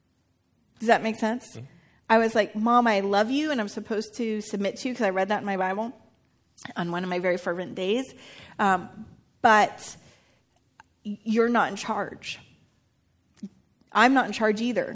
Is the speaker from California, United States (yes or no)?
yes; Northern California, United States; I grew up near the Redwoods, and I grew up in Northern California